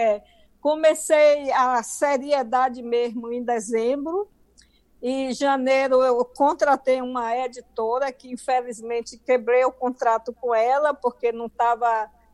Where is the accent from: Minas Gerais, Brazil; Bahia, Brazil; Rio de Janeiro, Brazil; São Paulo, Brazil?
Bahia, Brazil; accent: baiano; moved away as an adult; now in United States; sempre falei com o meu acento, com o meu sotaque baiano